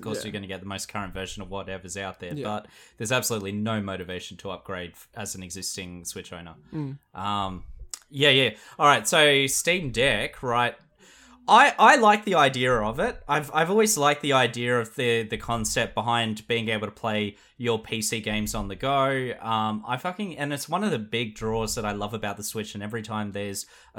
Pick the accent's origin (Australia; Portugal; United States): Australia; South Australia; It's culturally my heritage. I come from South Australia.